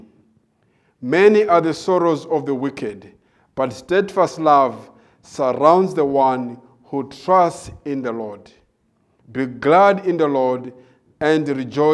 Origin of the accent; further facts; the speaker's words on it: Malawi; moved away as an adult; also born or lived in South Africa; I was born in Malawi